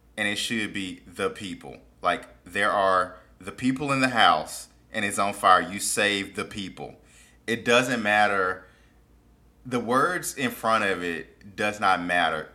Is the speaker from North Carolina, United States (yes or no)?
no; Mississippi, United States; I grew up in Mississippi